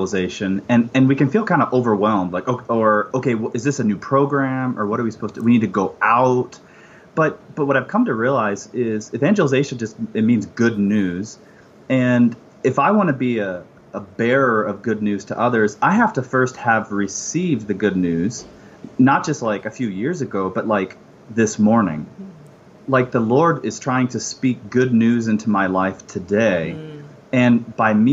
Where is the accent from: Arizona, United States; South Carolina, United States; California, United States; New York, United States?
Arizona, United States; Phoenix; I grew up in the Phoenix area